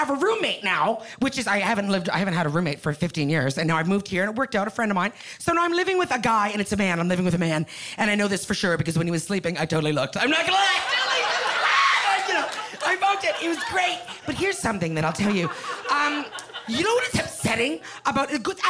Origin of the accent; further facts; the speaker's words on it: Canada; moved away as an adult; now in Los Angeles, United States; I'm a Canadian girl. I just moved